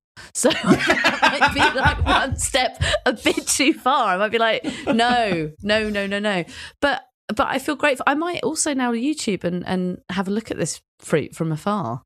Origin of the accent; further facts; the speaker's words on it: London, United Kingdom; my world of being a Londoner